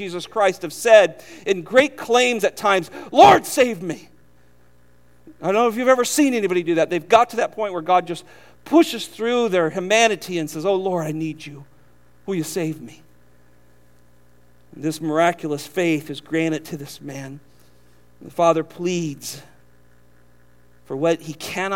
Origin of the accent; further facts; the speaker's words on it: California, United States; now in Southern United States; We're from California.